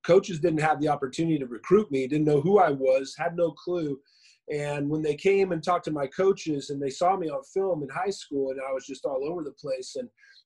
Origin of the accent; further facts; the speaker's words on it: Inland Empire, California, United States; also born or lived in Washington State / Moreno Valley, California; I grew up out in the Inland Empire. I live out here. I live in Riverside, Woodcrest area, but like Lake Matthews, March Air Force Base area of Riverside. And I moved here when I was about 10 years old from Washington State